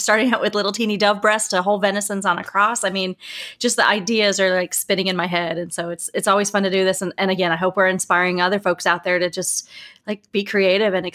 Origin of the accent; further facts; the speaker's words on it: Louisville, Kentucky, United States; Louisville. I'm from Louisville